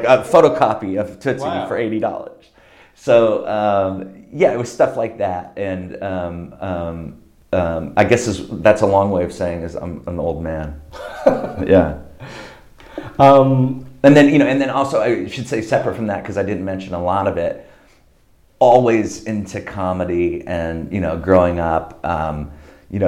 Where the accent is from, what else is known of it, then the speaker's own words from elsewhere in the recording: Diamond Bar, California, United States; I grew up in Diamond Bar, which is like on the fringe of LA County, right next to Orange County